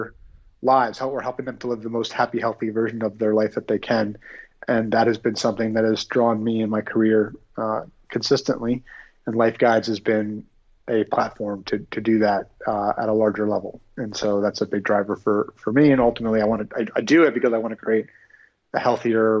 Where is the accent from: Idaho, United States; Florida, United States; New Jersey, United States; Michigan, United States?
New Jersey, United States; moved away as an adult; also born or lived in New York / Philadelphia; now in Phoenix, United States; grew up in New Jersey, kind of lived all over that area, New York, Philadelphia